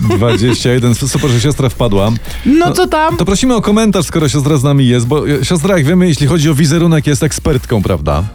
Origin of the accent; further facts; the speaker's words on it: Podkarpacie, Subcarpathian Voivodeship, Poland; tam u mnie na Podkarpaciu